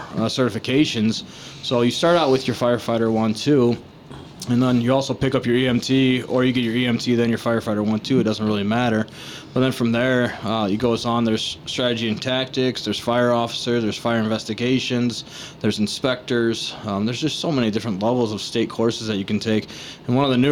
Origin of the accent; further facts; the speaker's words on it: Chesterton, Indiana, United States; So I grew up in Chesterton. Graduated from Chesterton High School 2001.